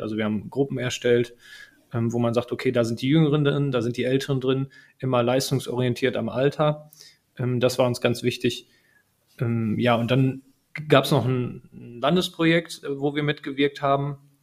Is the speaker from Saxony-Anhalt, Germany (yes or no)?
no; Herten, North Rhine-Westphalia, Germany; ich bin gebürtiger Härtner, in Herten geboren und äh, mit Herten verwurzelt